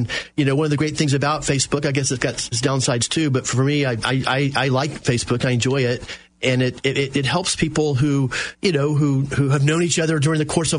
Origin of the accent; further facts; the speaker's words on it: Apopka, Florida, United States; I grew up with David in Apopka